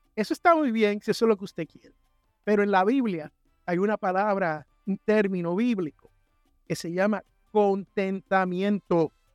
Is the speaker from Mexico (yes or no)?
no; San Juan, Puerto Rico; moved away; en el barrio donde yo me crié, en Santurce, Barrio Obrero